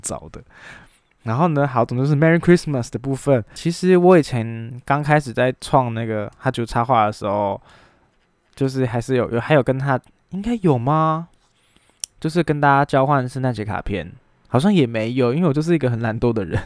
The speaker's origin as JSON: {"language": "Chinese", "country": "Taiwan", "said": "中华民国四个字对我们台湾人有什么样特别的意义"}